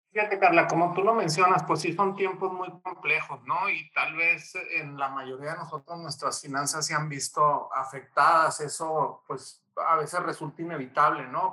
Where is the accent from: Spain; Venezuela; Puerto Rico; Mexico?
Mexico; como mexicanos